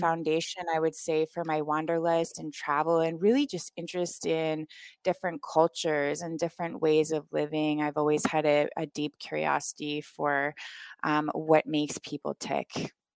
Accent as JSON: {"language": "English", "region": "Vermont", "country": "United States", "tie": "born or raised there", "also_born_or_lived": "Anguilla / Rwanda", "moved": "as an adult", "said": "I grew up in Vermont, in a tiny town with about twelve hundred people in the whole town"}